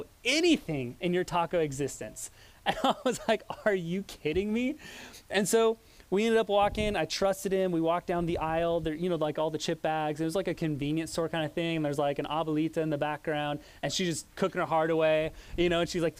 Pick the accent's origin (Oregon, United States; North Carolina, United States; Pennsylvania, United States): Oregon, United States; moved away as an adult; also born or lived in Los Angeles, California; growing up in Oregon